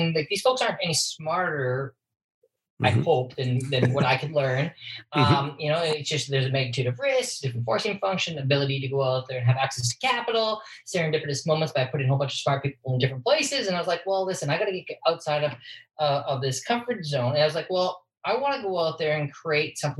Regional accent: Saskatoon, Saskatchewan, Canada; also born or lived in San Francisco / Toronto / New York; now in Vancouver, Canada; we're both from Saskatchewan. She's originally from Odina. I'm from Saskatoon

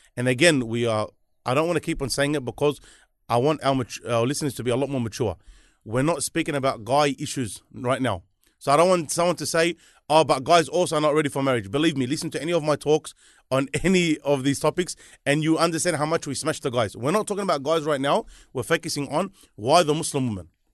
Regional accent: Sydney, New South Wales, Australia; he smashes me from being from Liverpool

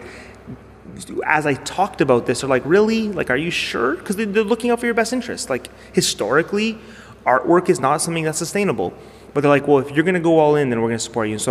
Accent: Toronto, Ontario, Canada; I'm from Toronto

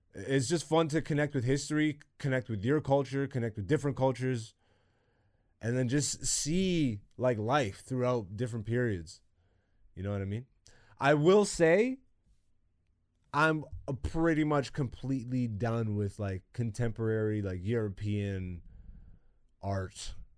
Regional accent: Canada; me living in Canada and growing up in Canada

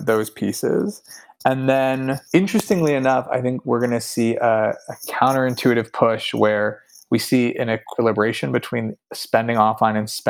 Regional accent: Pennsylvania, United States; I grew up in Pennsylvania

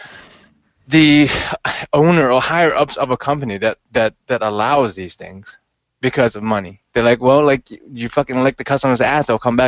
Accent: Hong Kong; now in United States; growing up in Hong Kong

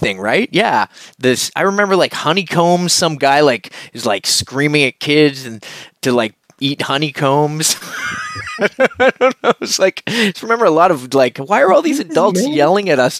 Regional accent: Nova Scotia, Canada; I grew up in Nova Scotia where we have a lot of lobster

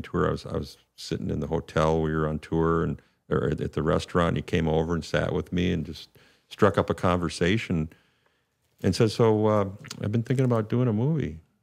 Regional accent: St. Louis Park, Minnesota, United States; in my hometown actually, in my home suburb

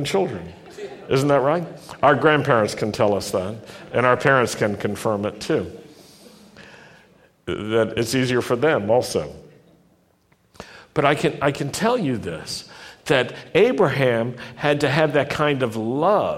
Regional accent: the South, United States; I grew up in the South. I know the South.

